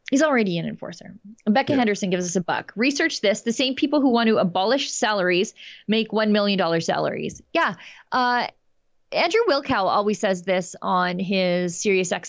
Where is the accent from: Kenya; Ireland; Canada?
Canada; When I first traveled to Switzerland in the 70s as a Canadian, I was shocked to see police with automatic rifles all over the place.